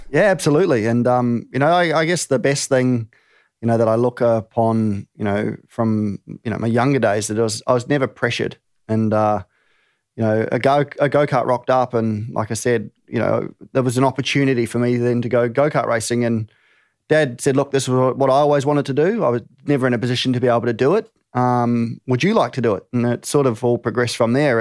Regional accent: New Zealand; moved away as an adult; also born or lived in England; now in Australia; Born in England, raised in New Zealand, now reside in Australia

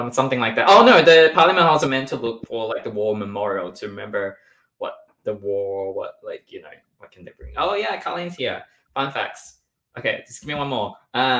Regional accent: Canberra, Australian Capital Territory, Australia; Do you guys know I'm actually from Canberra?

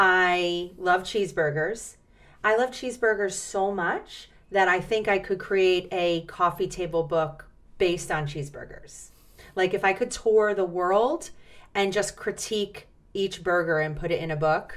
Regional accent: Atlantic City, New Jersey, United States; born there; I was born in Atlantic City, New Jersey. We were born in Atlantic City, New Jersey. In fact, it's the green space on the Monopoly board, Pacific Avenue

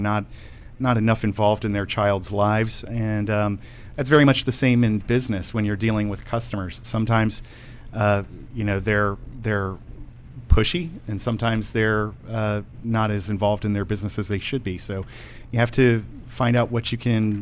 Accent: Baltimore, Maryland, United States; I grew up around Baltimore.

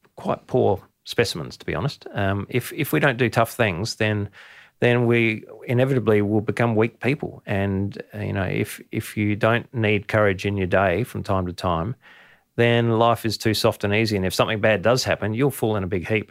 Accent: Adelaide, South Australia, Australia; as a kid, I grew up in Adelaide in the city

